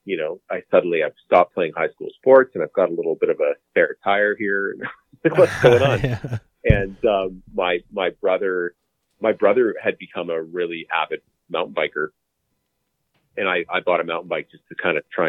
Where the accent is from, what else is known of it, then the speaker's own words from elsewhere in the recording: Calgary, Alberta, Canada; I'm born and raised in Calgary, Alberta